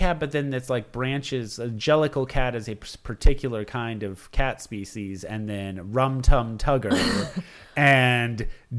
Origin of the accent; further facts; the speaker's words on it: Chicago, Illinois, United States; I'm a Chicagoan.